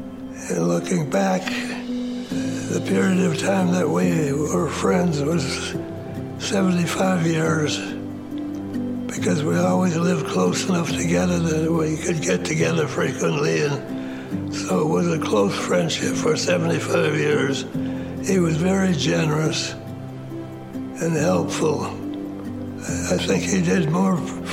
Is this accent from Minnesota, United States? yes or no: yes; Minneapolis, Minnesota, United States; I was born in Minneapolis